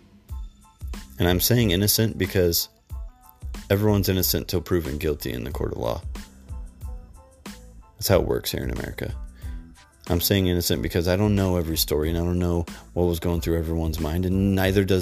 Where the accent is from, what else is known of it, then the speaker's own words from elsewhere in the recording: United States; because you're an American, I'm an American